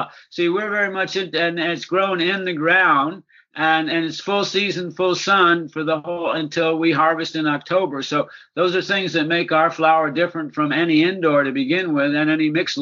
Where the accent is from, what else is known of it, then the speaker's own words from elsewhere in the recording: East Coast, United States; moved away as an adult; also born or lived in San Francisco, California; I was born and raised on the East Coast, but came to San Francisco in the Summer of Love in 1967